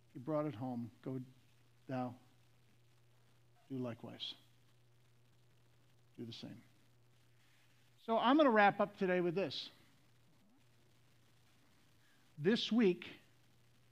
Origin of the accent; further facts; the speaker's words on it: the South, United States; I'm from the South.